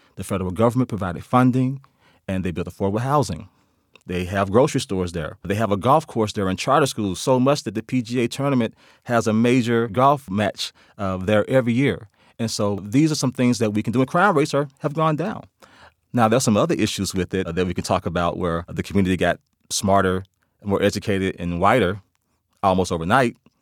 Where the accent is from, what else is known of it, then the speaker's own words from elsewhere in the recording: Memphis, Tennessee, United States; I'm from Memphis, Tennessee